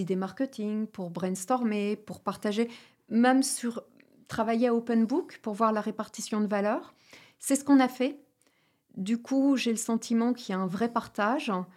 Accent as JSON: {"language": "French", "area": "Ch'ti", "region": "Hauts-de-France", "country": "France", "said": "je suis ch'ti"}